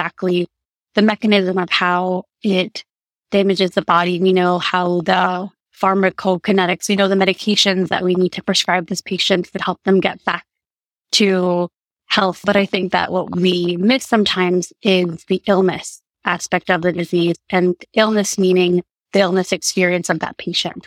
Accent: Guatemala; moved away; also born or lived in Rhode Island, United States / Indiana, United States; my mother's from Guatemala, and growing up there throughout my childhood and spending a long period of time during my life

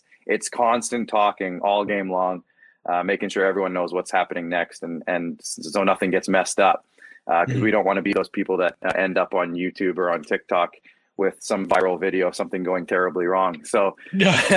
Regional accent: Moose Jaw, Saskatchewan, Canada; also born or lived in Regina; I grew up in Moose Jaw

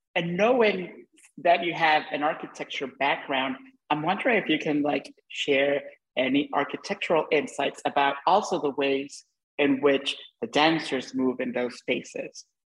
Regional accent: Honduras; moved away; I'm Hondureño and I, you know, I grew up, we grew up in the same part of the world

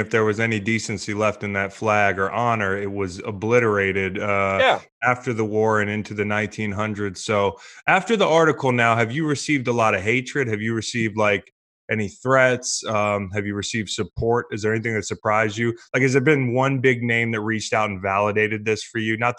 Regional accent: Virginia, United States; growing up in Virginia

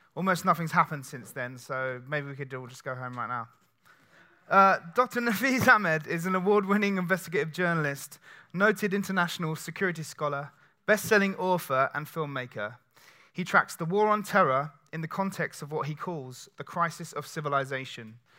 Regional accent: England, United Kingdom; we're two English guys

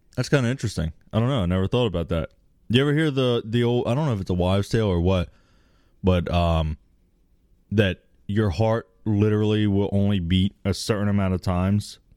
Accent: United States; I'm American

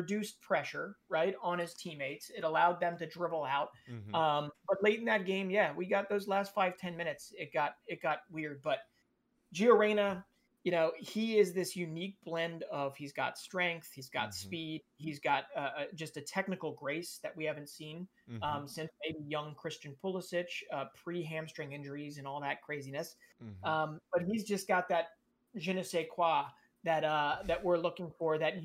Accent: United States; I'm an American

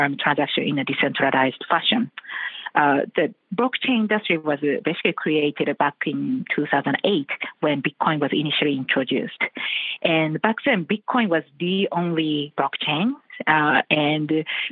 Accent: Japan; I'm coming from Japan.

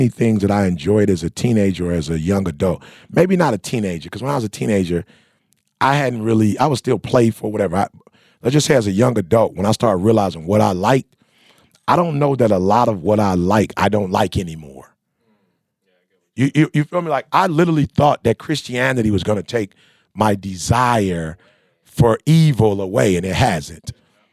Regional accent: Midwest, United States; I'm from the Midwest

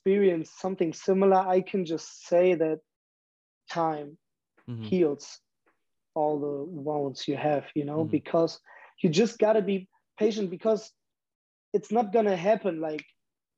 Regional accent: Germany; moved away as an adult; I'm that guy from Germany

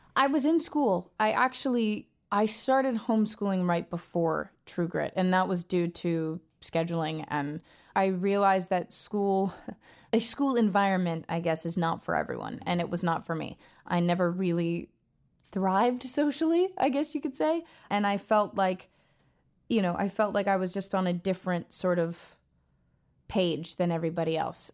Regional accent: Los Angeles, California, United States; I was born and raised in Los Angeles, California. I was born in Tarzana, to be exact, and I've grown up here my whole life.

